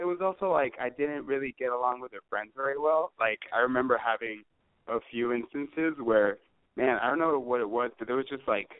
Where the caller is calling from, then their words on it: San Francisco, California, United States; I'm calling from San Francisco. I'm 25 years old, male, straight.